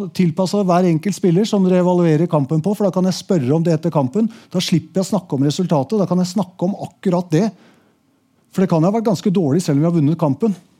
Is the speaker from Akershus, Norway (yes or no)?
yes; Asker, Akershus, Norway; i Asker, der jeg vokste opp